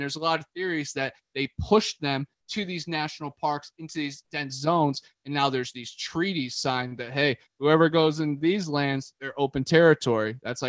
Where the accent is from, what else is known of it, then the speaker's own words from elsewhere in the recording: Ohio, United States; moved away; I came from Ohio